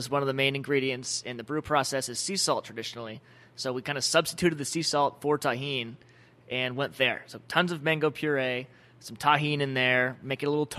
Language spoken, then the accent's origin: English; Danville, California, United States; moved away as an adult; now in Tucson, United States; from Northern California, a little town called Danville in the Oakland suburbs